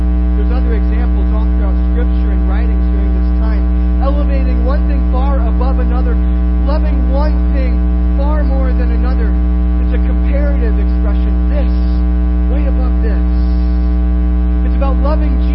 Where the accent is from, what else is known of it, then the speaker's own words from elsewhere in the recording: Iowa, United States; when I was growing up in Iowa